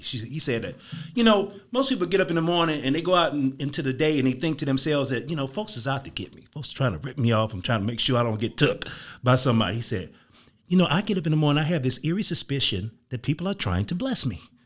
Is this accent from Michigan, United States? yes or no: no; Chicago, Illinois, United States; I'm from Chicago